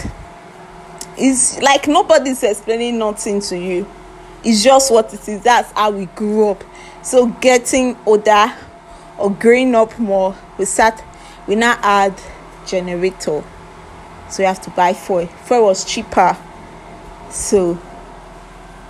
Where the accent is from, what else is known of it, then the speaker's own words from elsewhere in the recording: Nigeria; As a Nigerian that I've lived for more for a long time